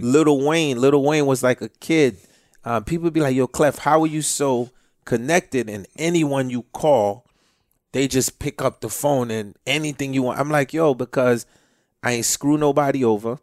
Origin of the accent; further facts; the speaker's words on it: Haiti; now in United States; I'm from Haiti, you know, Cuba, it's all in my blood